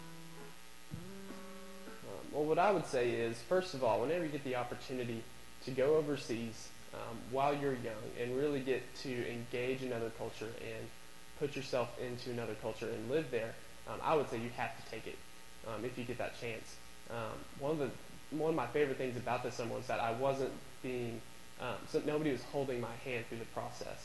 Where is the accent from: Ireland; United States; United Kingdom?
United States; Abilene, Texas; now in Waco, United States; I'm a junior from Abilene, Texas.